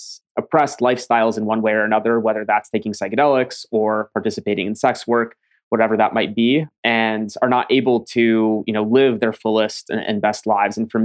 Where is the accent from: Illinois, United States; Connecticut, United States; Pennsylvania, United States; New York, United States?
New York, United States; upstate; also born or lived in Ukraine; I came as a refugee from the Ukraine and grew up in a refugee community in upstate New York